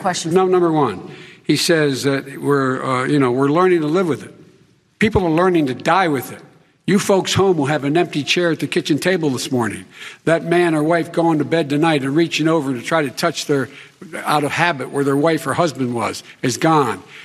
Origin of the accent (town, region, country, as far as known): Claymont, Delaware, United States; born or raised there